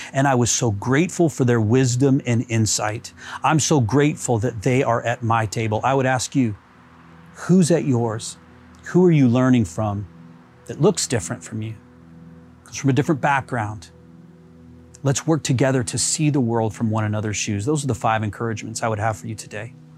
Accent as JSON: {"language": "English", "country": "United States", "moved": "yes", "lives_now": "Canada", "said": "I'm American. This is going on in my country of origin."}